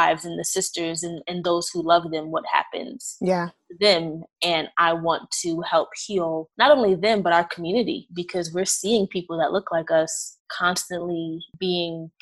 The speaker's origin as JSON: {"language": "English", "town": "New York City", "region": "New York", "country": "United States", "moved": "yes", "lives_now": "Maryland, United States", "said": "I am originally from Brooklyn, New York, but I'm currently practicing in Maryland"}